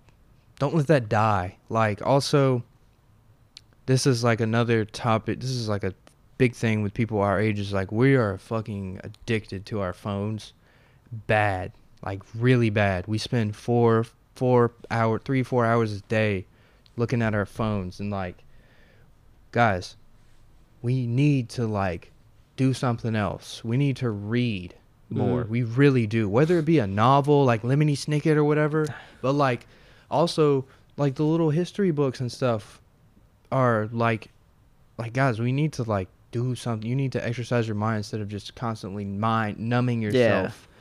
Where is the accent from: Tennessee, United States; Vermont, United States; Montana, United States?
Tennessee, United States